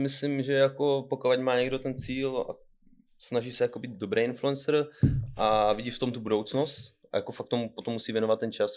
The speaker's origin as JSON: {"language": "Czech", "area": "Pelhřimov", "region": "Vysočina Region", "country": "Czechia", "tie": "born or raised there", "lives_now": "Kamenice nad Lipou, Czech Republic", "said": "narodil jsem se v Pařimově, takže v České republice"}